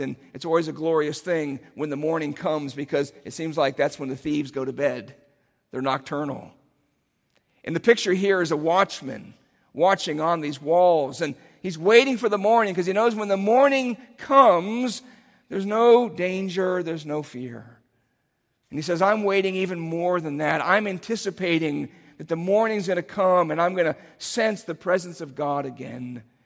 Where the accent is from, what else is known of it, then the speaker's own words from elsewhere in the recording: Cincinnati, Ohio, United States; moved away; my hometown, which is Cincinnati